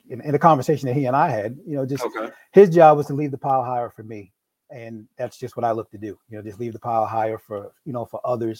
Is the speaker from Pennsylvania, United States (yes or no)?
no; New York, United States; now in Maryland, United States; I'm originally from New York.